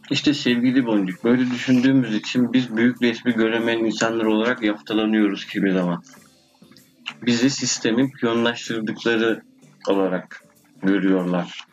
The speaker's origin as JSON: {"language": "Turkish", "country": "Turkey", "tie": "born or raised there", "first_language": "Turkish", "said": "Doğduğum, büyüdüğüm yer"}